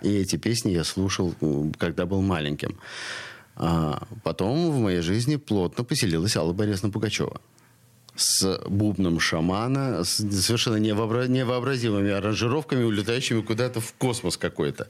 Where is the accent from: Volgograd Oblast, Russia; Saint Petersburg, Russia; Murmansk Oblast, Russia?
Saint Petersburg, Russia; я коренной ленинградец и всю жизнь живу, несмотря на то, что родился на Васильевском, я всю жизнь живу здесь, в Петроградском районе